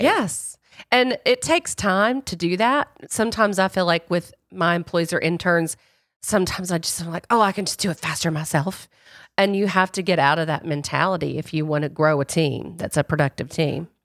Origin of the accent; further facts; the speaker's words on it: the rural South, United States; I grew up in the Royal South, and I grew up in a racist community.